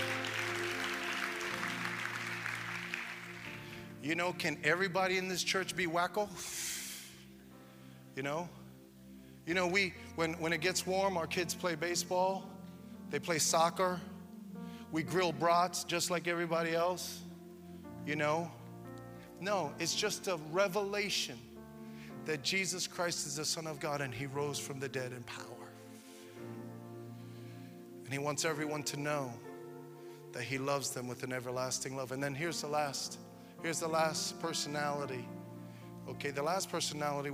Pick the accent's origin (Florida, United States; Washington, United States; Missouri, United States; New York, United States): New York, United States; When I was a kid, I grew up in New York, and in the 70s